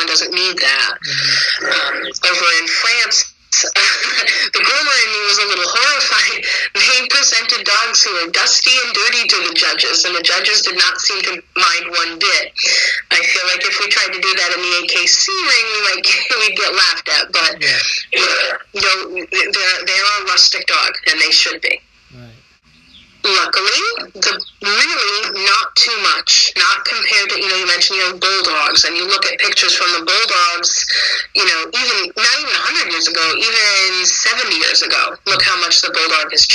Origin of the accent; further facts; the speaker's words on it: Connecticut, United States; I'm from Connecticut